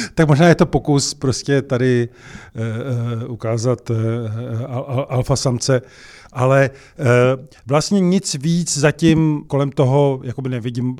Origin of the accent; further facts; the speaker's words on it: Czechia; My jsme měli Češi, jako Češi